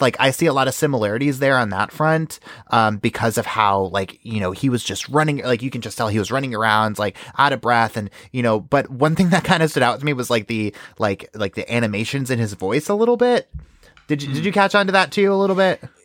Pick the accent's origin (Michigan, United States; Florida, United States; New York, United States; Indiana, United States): New York, United States; I'm from New York